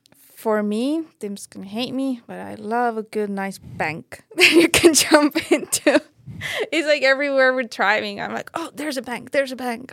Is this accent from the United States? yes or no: no; Estonia; moved away as an adult; growing up in Estonia, not having mountains